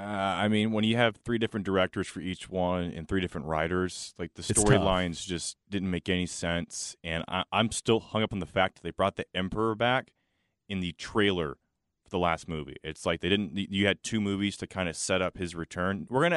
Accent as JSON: {"language": "English", "town": "Charlotte", "region": "North Carolina", "country": "United States", "tie": "born or raised there", "said": "I grew up going to the track and tailgating with Bojangles Sweet Tea and Bud Light."}